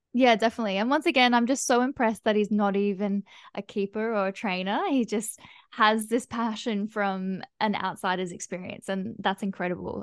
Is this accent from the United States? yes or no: no; Australia; as an Australian